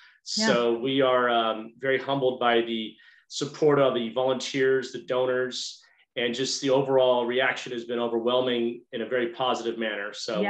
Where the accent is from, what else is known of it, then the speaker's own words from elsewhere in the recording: Orange County, California, United States; moved away as an adult; also born or lived in Boston, Massachusetts / Barcelona, Spain / Japan; now in Montgomery County, Texas, United States; So I've been in Texas, Montgomery County for about 5 years. I was born just south of Boston. I grew up in Orange County and I lived abroad in Barcelona, Spain in college.